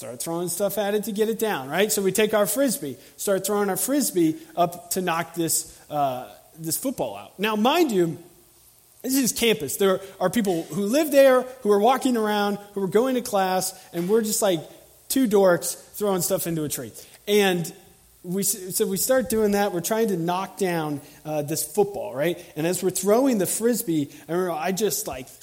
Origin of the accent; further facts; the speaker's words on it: Tallahassee, Florida, United States; I'm from Tallahassee, and I work here.